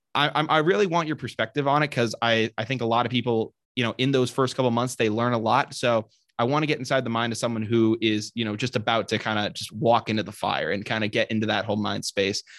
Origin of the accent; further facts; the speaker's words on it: Sutton, Massachusetts, United States; I am from Sutton, Massachusetts, so my graduating class had, like, a little over a hundred kids.